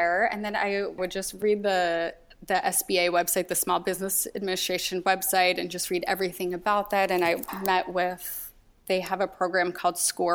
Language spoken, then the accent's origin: English; Arizona, United States; moved away as an adult; now in Los Angeles, United States; I grew up in Arizona